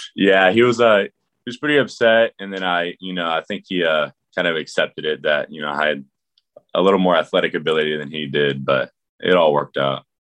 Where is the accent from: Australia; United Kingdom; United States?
United States; Houston, Texas; I'm from Houston